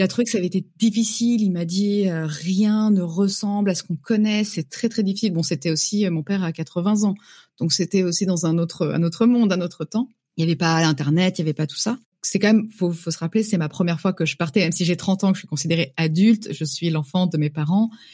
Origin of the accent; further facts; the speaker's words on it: Yvelines, Paris suburbs, Île-de-France, France; moved away as an adult; now in Vancouver, Canada; Je viens, je dis toujours que je viens de Paris, mais je viens de la banlieue parisienne, je viens des Yvelines